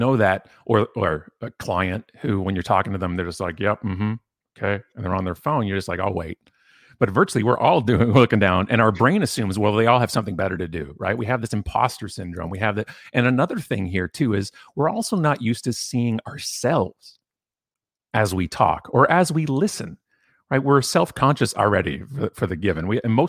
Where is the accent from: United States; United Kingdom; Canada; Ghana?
Canada; He's a fellow Canadian